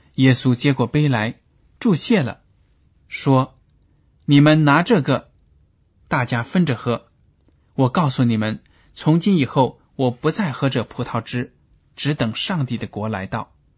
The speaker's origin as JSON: {"language": "Chinese", "country": "China", "said": "我们中国人"}